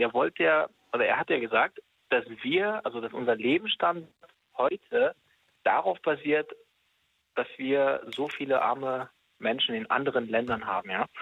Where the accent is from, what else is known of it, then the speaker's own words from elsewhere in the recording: Germany; wir als Deutsche